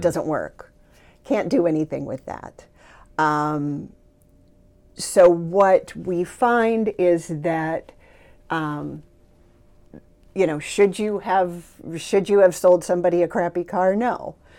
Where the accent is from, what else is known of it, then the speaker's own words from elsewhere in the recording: Sylvania, Ohio, United States; moved away as an adult; now in Maui, United States; I grew up, um, in a small suburb outside of Toledo, Ohio, Sylvania, Ohio